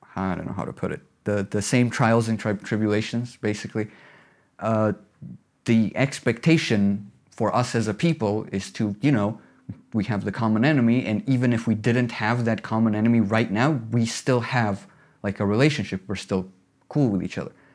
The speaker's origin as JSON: {"language": "English", "region": "Tbilisi", "country": "Georgia", "also_born_or_lived": "Batumi", "said": "I'm local. I'm from Tbilisi, half from Tbilisi, half from Batumi."}